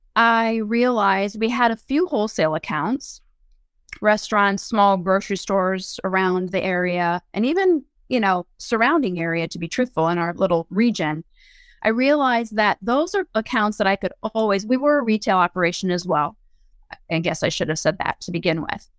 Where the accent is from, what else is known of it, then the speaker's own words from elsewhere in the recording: Findlay, Ohio, United States; moved away as an adult; wanted to move back to my hometown, and my former husband and I did so